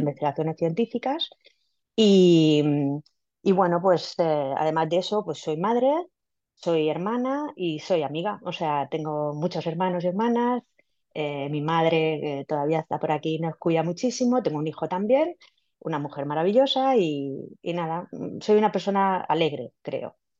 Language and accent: Spanish; Villena, Valencian Community, Spain; yo soy de Villena, una ciudad en Alicante